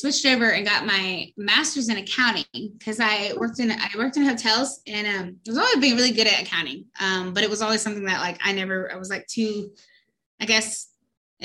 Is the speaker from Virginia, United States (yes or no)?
yes; Virginia, United States; I grew up actually in Virginia, West Virginia and Virginia. I grew up on the East Coast